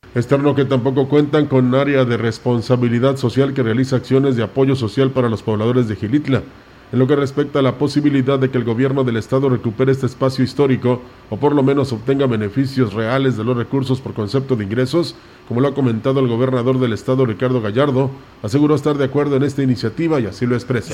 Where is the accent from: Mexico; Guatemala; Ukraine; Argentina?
Mexico; somos mexicanos